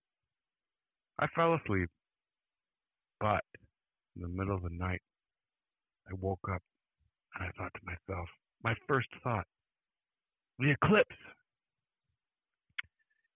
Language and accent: English; Mancelona, Michigan, United States; moved away; I would go up to my hometown in Mancelona